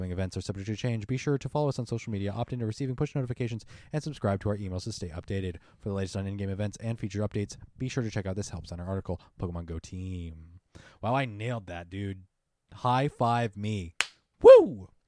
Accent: Kentucky, United States; born there; I was born in Kentucky, man. I have just the slightest amount of Southern in me.

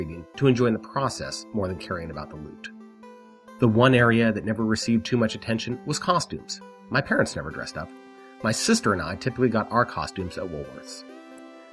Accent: Denver, Colorado, United States; I grew up in Denver

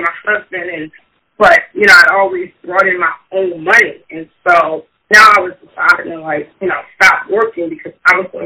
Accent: Baltimore, Maryland, United States; Raised on the east side of Baltimore. Went to Baltimore City Public Schools.

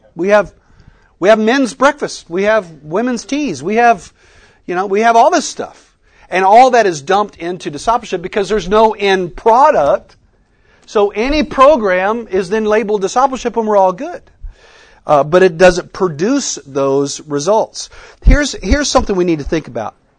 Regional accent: West Texas, United States; I grew up in West Texas

